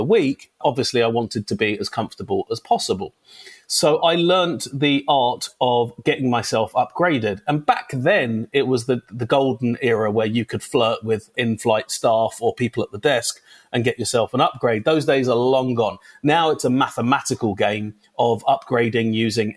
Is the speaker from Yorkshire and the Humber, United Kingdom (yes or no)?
no; London, United Kingdom; moved away as an adult; now in Los Angeles, United States; I was born in London, England, to a very, very nice couple called Hazel and Lloyd